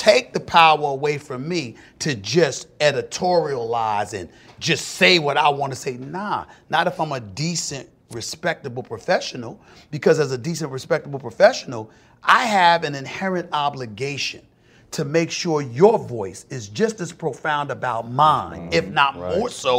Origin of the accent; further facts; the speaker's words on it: Hollis, New York, United States; I'm not trying to get into no fight or nothing like that, but I am from Hollis, Queens.